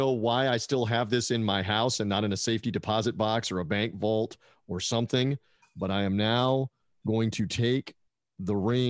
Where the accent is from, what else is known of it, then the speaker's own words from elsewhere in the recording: Tampa, Florida, United States; also born or lived in Memphis, Tennessee; I consider myself a native at this point, even though I was born in Memphis, Tennessee, but I have been in the Tampa Bay area since 1983